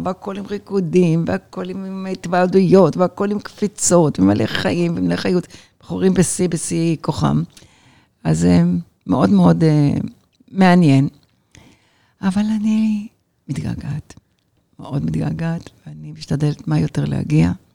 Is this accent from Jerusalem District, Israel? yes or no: yes; Jerusalem, Jerusalem District, Israel; moved away as an adult; also born or lived in Lod; now in Los Angeles, United States; אני ירושלמית, בת ירושלמית, בת בת בת ירושלמית הרבה דורות.